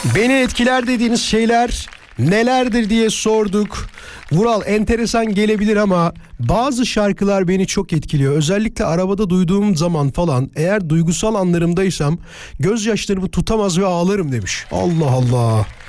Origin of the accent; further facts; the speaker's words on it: İzmit, Kocaeli, Turkey; İzmit'te büyüdüm